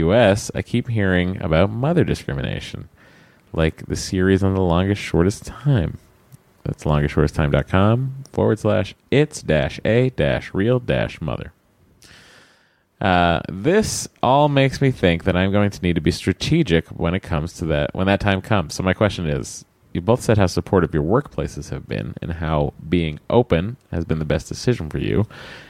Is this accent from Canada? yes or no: yes; Canada; moved away as an adult; now in United States; I'm female, 28, hetero married, no kids. Currently not trying to have any. And I am a Canadian who moved to the U.S. in September of 2016.